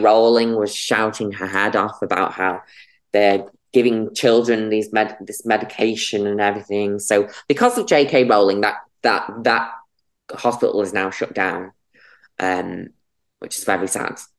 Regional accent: Runcorn, North West England, United Kingdom; moved away as an adult; also born or lived in London; now in Manchester, United Kingdom; I grew up in Runcorn and Frodsham.

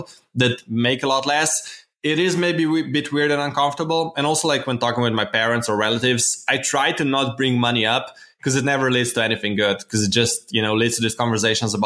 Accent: Slovenia; I'm from Slovenia

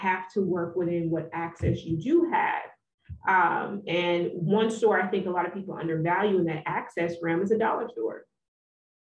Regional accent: Texas, United States; So I grew up in the South. I am from the heart of the South. I'm from Texas

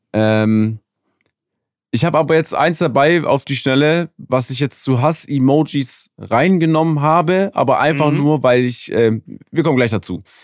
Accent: Germany; ich komme aus Deutschland

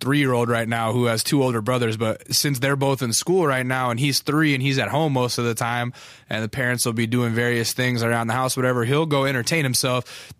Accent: Alaska, United States; accent: Southern; also born or lived in Texas; I was born in Texas because of the Air Force, and then we moved to Alaska because of the Air Force. And so when I moved to Alaska, I was like about 5, and I had a thick, like Southern accent

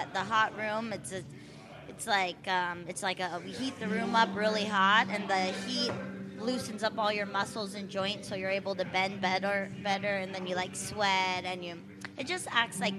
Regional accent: Oceanside, California, United States; moved away as an adult; now in Leucadia, United States; No, I'm from Oceanside, born and raised.

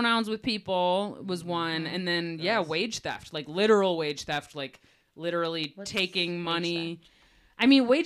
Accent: Detroit, Michigan, United States; I am here from Detroit

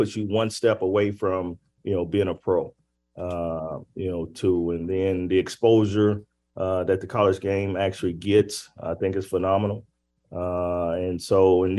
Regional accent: Arkansas, United States; I'm from Arkansas

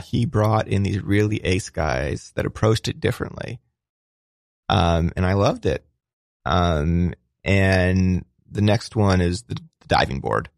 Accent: Cleveland, Ohio, United States; I'm from Cleveland

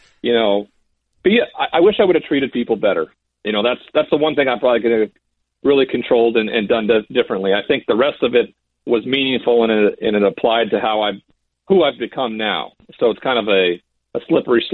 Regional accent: Montana, United States; The reservations are very commonplace in my home state

